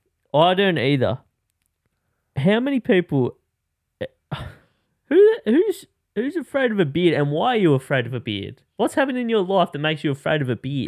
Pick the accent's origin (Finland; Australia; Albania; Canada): Australia; I'm Australian